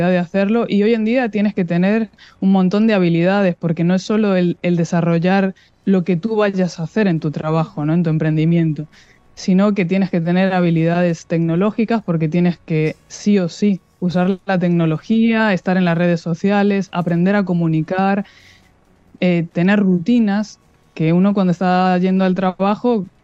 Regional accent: Madrid, Community of Madrid, Spain; moved away as an adult; now in Uruguay; Yo soy de Madrid, vosotras estáis ahí, conocéis cómo es la ciudad, es una locura. Y yo acababa de ser mamá, mi hija mayor tenía seis meses cuando vinimos a Uruguay.

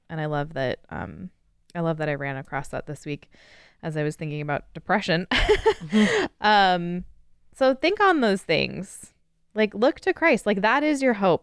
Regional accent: United States; as an American

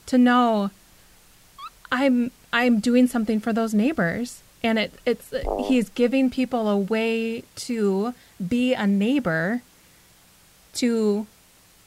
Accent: Minnesota, United States; I grew up in Minnesota, generations and generations of my family in Minnesota

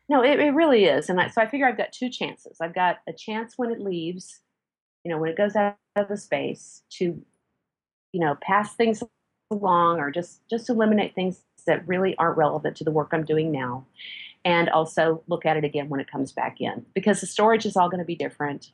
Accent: Midwest, United States; also born or lived in South Texas; now in Texas, United States; I grew up in the Midwest and I am now in South Texas

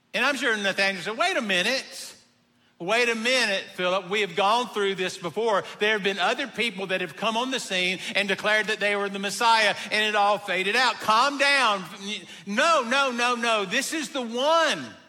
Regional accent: Abbeville, South Carolina, United States; I'm from Abbeville

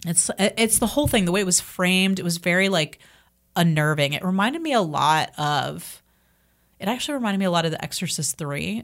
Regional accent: Marietta, Georgia, United States; growing up in Marietta, 'cause that's where I'm from, Marietta

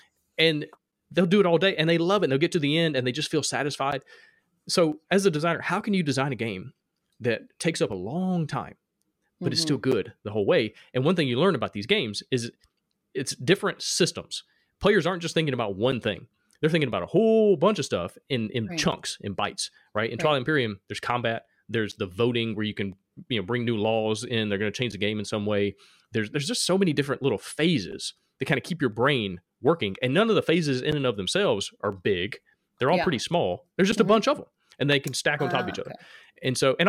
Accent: Alabama, United States; accent: Alabama; My Alabama accent

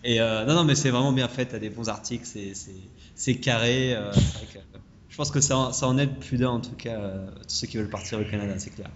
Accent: France; moved away; quand on vient de France

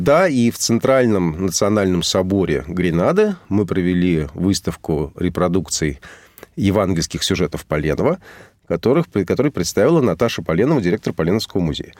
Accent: Moscow, Russia; also born or lived in Havana, Cuba / Montevideo, Uruguay; физически я родился в Гаване, а город родной Москва

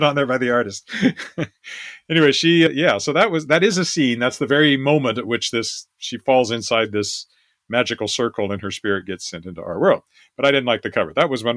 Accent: Weyburn, Saskatchewan, Canada; moved away; editor of my hometown newspaper. I was editor at the age of 24 of my newspaper back at Weyburn, Saskatchewan

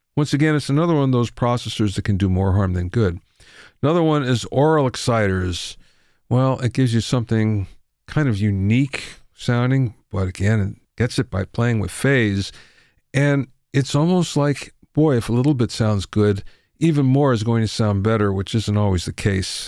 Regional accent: Pennsylvania, United States; Middle, middle of Pennsylvania, coal country.

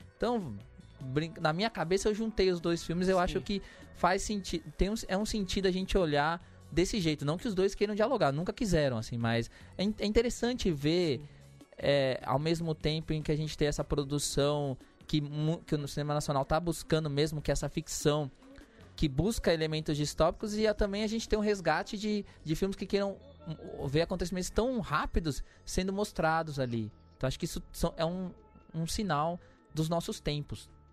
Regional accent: São Paulo, Brazil; eu que sou da, da Zona Sul ali em Santo Amaro

